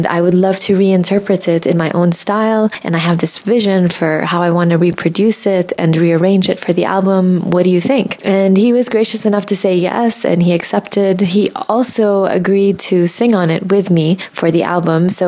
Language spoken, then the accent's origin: English; Jordan; moved away as an adult; also born or lived in Michigan, United States; I was born and raised in Jordan